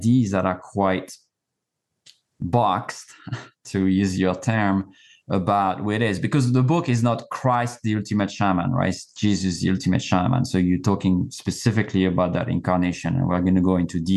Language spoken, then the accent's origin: English; France; moved away; I was born and raised in France